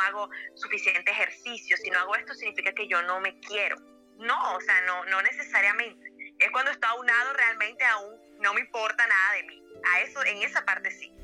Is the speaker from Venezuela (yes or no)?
yes; Venezuela; moved away; En mi país